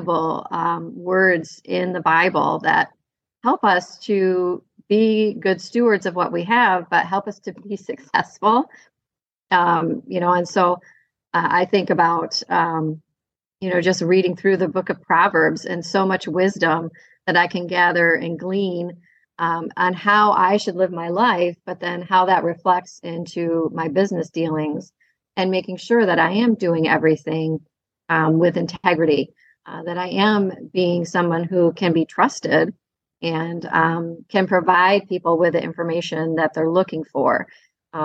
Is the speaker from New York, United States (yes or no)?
no; Kalamazoo, Michigan, United States; I am from Kalamazoo, Michigan. I grew up in Southwest Michigan and have planted my roots here